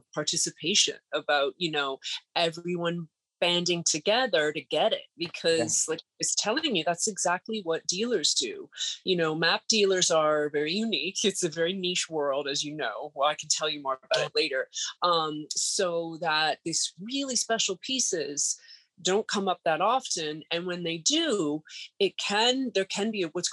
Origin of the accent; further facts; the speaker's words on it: Canada; moved away as an adult; now in New York City, United States; I had a 1-year work permit to live in the States. I'm Canadian